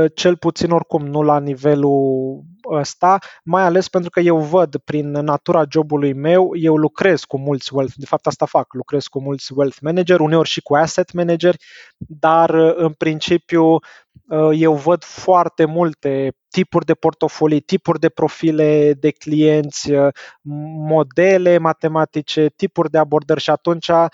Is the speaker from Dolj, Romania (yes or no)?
no; Bucharest, Romania; moved away as an adult; also born or lived in Belgium; Sunt născut și crescut în București